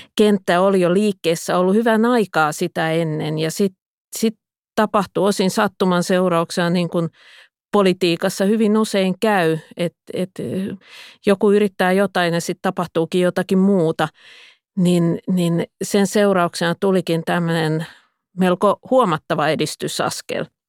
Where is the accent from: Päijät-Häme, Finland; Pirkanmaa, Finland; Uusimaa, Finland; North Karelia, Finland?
Pirkanmaa, Finland; Pispala; parhaimmillaan lapsuudessani Pispalassa